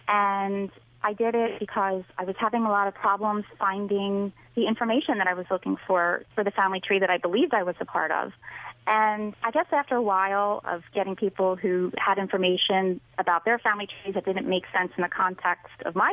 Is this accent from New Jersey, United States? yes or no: yes; southern New Jersey, United States; I grew up in southern New Jersey, right outside of Philadelphia